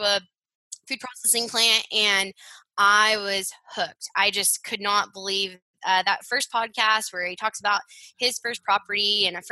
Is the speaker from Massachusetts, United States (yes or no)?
no; Fort Worth, Texas, United States; also born or lived in Stillwater, Oklahoma; I'm from Fort Worth, Texas.